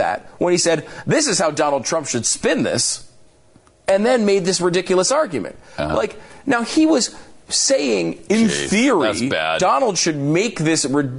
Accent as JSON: {"language": "English", "country": "Canada", "said": "other than being just a Canadian sports celebrity in general."}